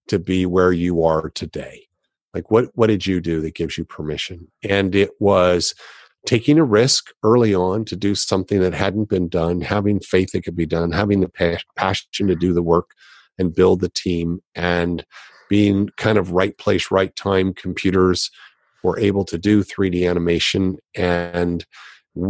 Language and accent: English; Los Angeles, California, United States; I grew up in Los Angeles